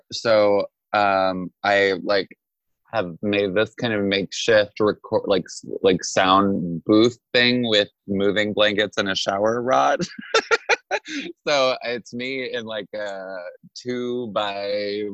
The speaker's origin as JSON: {"language": "English", "town": "Juneau", "region": "Alaska", "country": "United States", "tie": "born or raised there", "moved": "as an adult", "lives_now": "New York, United States", "said": "I was born in Juneau, Alaska in 1989. and I grew up there my whole life"}